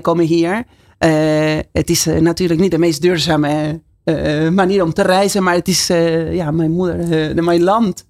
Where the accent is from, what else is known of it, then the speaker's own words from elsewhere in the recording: Buenos Aires, Argentina; Dutch is a second language; moved away as an adult; now in Netherlands; Ja, ik kom uit Argentinië. En ik woon uh, 23 jaar in Nederland. Dat is bijna de helft van mijn leven